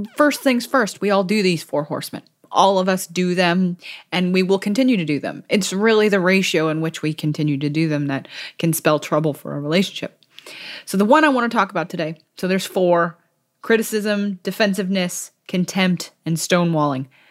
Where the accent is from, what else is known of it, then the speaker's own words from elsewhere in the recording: California, United States; moved away; I'm thousands of miles away from my home state, which is California